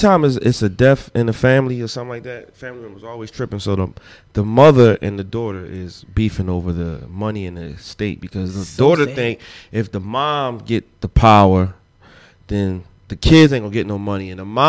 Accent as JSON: {"language": "English", "town": "Philadelphia", "region": "Pennsylvania", "country": "United States", "said": "I'm from North Philly."}